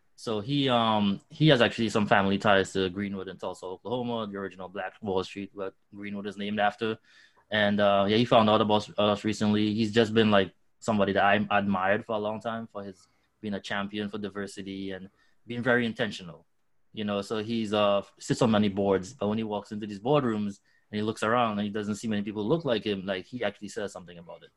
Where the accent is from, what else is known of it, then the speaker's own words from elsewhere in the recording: Trinidad & Tobago; also born or lived in New York / Brooklyn; now in Chicago, United States; I'm I'm originally from Trinidad in the Caribbean